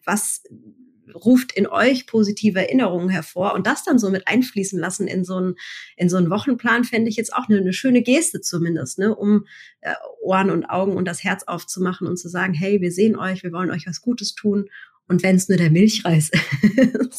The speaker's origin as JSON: {"language": "German", "town": "Mannheim", "region": "Baden-Württemberg", "country": "Germany", "tie": "born or raised there", "also_born_or_lived": "Bergstraße", "said": "Ich bin gebürtige Monomerin, also äh, in und um Mannheim herum"}